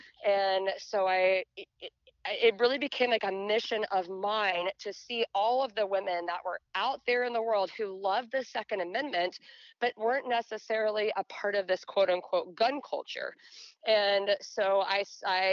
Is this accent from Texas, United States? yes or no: yes; a small town just outside of Dallas, Texas, United States; I was born and raised in Texas. And so I grew up in a really small town just outside of Dallas